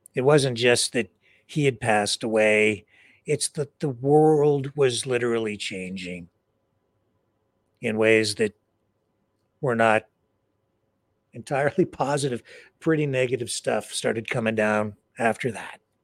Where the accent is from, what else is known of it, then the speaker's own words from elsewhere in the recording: London, Ontario, Canada; in my hometown, London. They called it the Western Fair